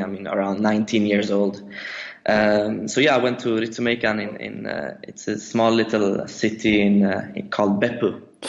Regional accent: Sweden; moved away as an adult; also born or lived in Japan; So I'm born and raised in Sweden.

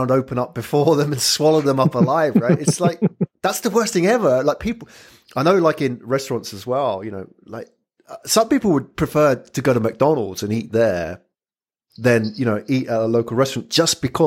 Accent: United Kingdom; I'm British

